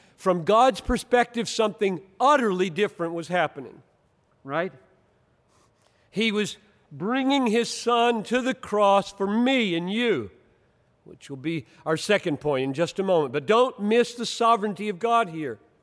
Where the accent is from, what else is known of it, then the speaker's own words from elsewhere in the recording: Greenville, South Carolina, United States; now in Minneapolis, United States; growing up in Greenville, South Carolina